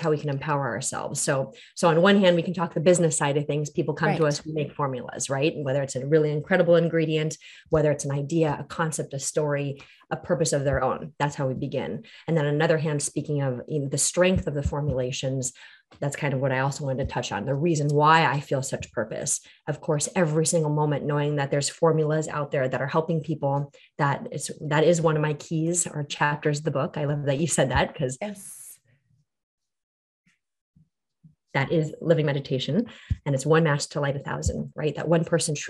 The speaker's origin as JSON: {"language": "English", "country": "United States", "tie": "born or raised there", "said": "I was born in America with strong roots in my tradition, of the Korean culture"}